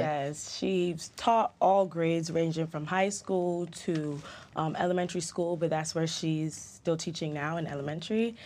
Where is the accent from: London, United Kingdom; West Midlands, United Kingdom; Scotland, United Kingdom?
London, United Kingdom; also born or lived in Jamaica; now in United States; I was in Jamaica for just under a year, and then I actually moved to London. That's where I grew up.